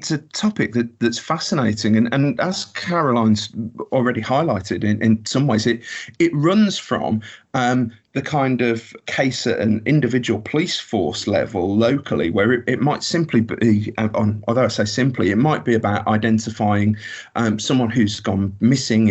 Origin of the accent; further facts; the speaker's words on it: Birmingham, West Midlands, United Kingdom; I'm from Birmingham